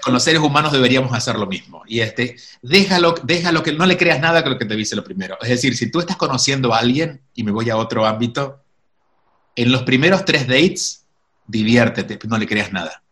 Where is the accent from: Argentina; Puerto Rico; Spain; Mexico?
Argentina; Córdoba; moved away; also born or lived in Miami, United States / New York, United States; nunca viví en Buenos Aires, soy de Córdoba